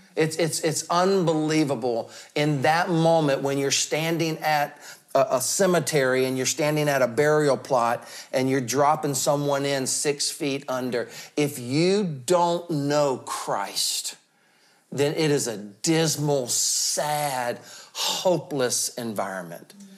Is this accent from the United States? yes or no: yes; the South, United States; I'm from the South